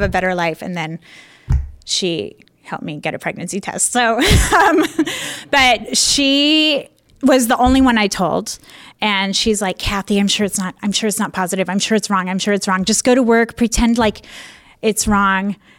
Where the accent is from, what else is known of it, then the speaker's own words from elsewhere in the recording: Spokane, Washington, United States; moved away as an adult; also born or lived in Chicago / San Francisco; I grew up in Spokane.